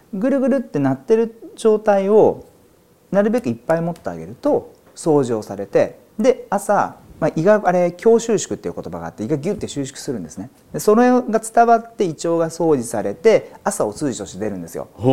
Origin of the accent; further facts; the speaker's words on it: Izumo, Shimane, Japan; 島根県にある出雲大社縁結びで有名ですけどもそこの表参道にある薬局で生まれ育ちました